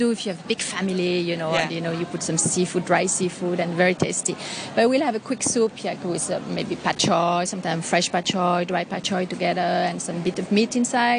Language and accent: English; a town close to Vienne, Auvergne-Rhône-Alpes, France; moved away as an adult; now in Hong Kong; I'm not from Paris. I'm from a town, you know, close to Vienne.